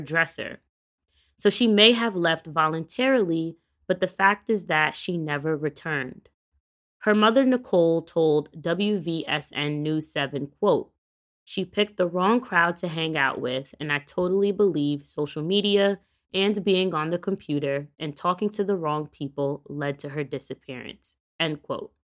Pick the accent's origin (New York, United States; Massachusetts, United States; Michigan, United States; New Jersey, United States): New York, United States; my hometown state of New York